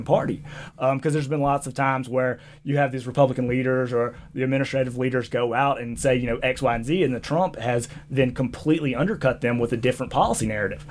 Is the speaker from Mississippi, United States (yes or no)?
yes; Jackson, Mississippi, United States; accent: Southern; now in Boise, United States; I grew up in Jackson, Mississippi